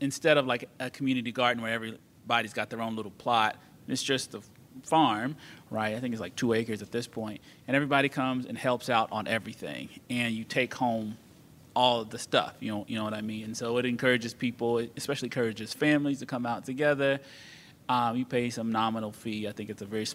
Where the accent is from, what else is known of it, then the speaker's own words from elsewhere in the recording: North Carolina, United States; I'm from North Carolina.